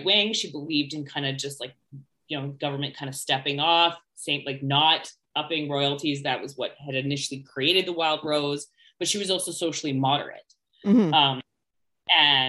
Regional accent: Alberta, Canada; also born or lived in Ottawa

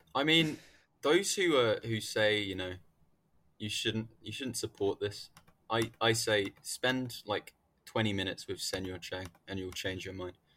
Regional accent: United Kingdom; The U K

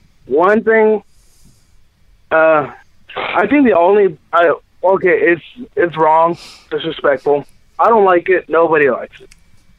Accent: Houston, Texas, United States; I'm from, I'm from Houston, Texas.

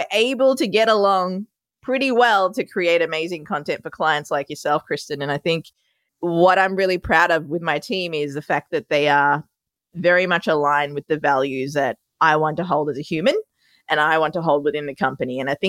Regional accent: Melbourne, Victoria, Australia; moved away as an adult; also born or lived in Sri Lanka; now in New York City, United States; I was born in Sri Lanka, moved to Australia when I was 2. That's where my adorable accent comes from. And now I live in New York City.

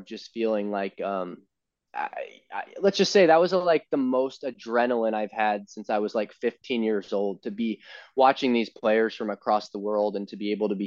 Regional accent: Colorado, United States; moved away as an adult; also born or lived in Texas; I grew up in Colorado

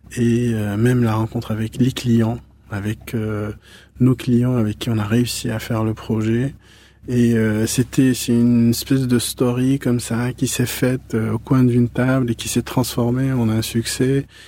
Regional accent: Morocco; moved away as an adult; now in Paris, France; je suis né au Maroc, j'ai vécu au Maroc.

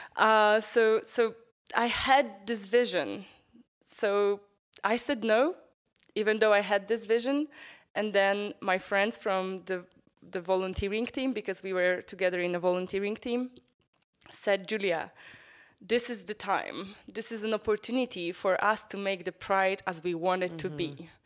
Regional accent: northern Poland, Poland; now in Warsaw, Poland; I was growing up in a small city, uh, north of Poland

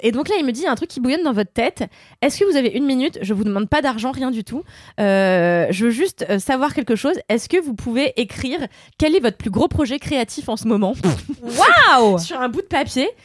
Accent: Mauritius; chez moi à Maurice

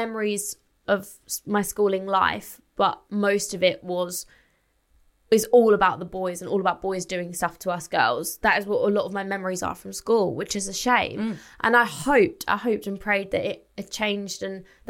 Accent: Essex, East of England, United Kingdom; I'm 24. I'm from Essex.

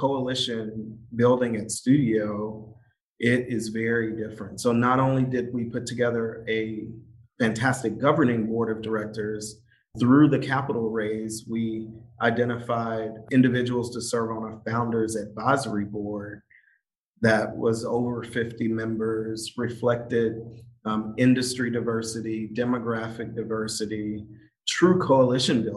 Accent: Nashville, Tennessee, United States; this is my hometown, the only city I ever called home

